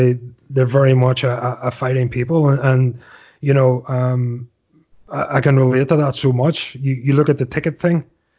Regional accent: Northern Ireland, United Kingdom; now in United States; well, actually, I'm from Northern Ireland. But yeah, technically I'm from Ireland.

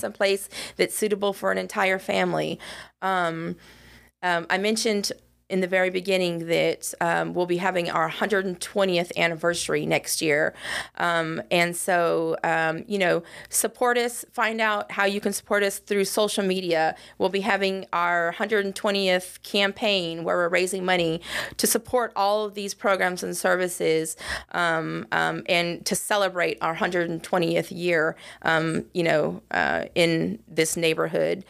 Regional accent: West Coast, United States; moved away as an adult; I hail from the West Coast

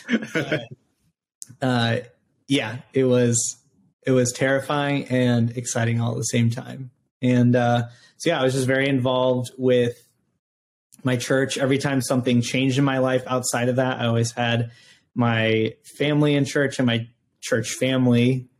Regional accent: Rockford, Illinois, United States; I grew up in Rockford, Illinois.

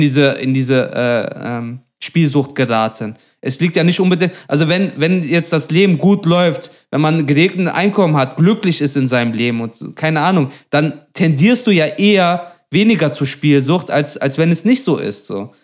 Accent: Duisburg, North Rhine-Westphalia, Germany; ich komme aus Duisburg-Meidrich

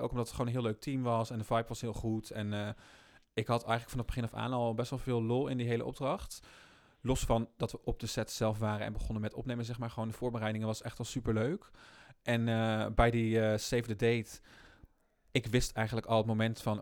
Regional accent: Rotterdam, South Holland, Netherlands; Ik kom uit Rotterdam natuurlijk

